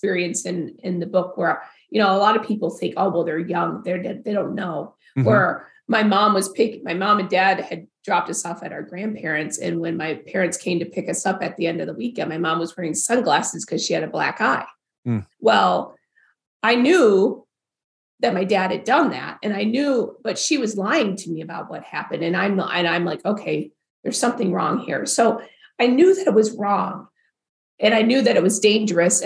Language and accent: English; Farmington Hills, Michigan, United States; also born or lived in Provo, Utah; I grew up in Farmington Hills, which is one of the premier suburbs of Detroit